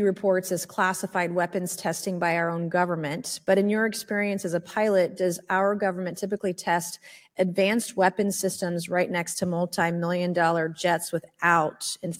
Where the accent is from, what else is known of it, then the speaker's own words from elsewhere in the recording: South Carolina, United States; my home state of South Carolina.